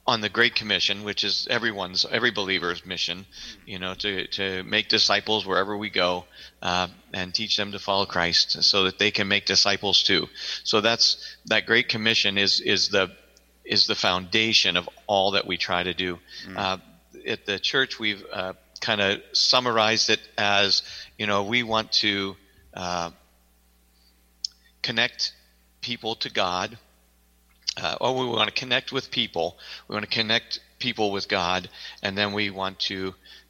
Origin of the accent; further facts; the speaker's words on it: Western Pennsylvania, United States; moved away as an adult; also born or lived in Fort Payne, Alabama / Wyoming; I grew up in Western Pennsylvania